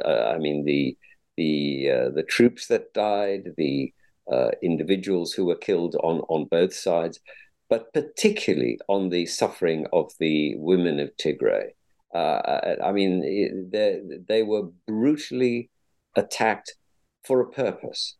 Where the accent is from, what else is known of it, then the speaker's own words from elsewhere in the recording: Cape Town, Western Cape, South Africa; moved away; I'm a South African by origin, born born brought up in Cape Town